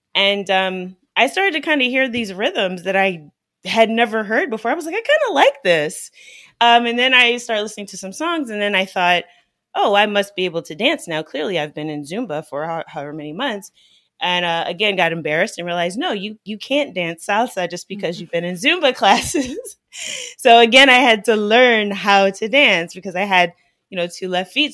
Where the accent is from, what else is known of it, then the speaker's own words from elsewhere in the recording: United States; growing up in the United States